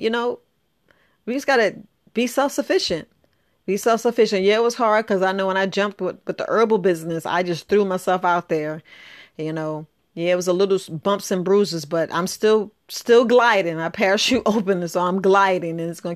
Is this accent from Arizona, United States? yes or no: no; New York, United States; I grew up in New York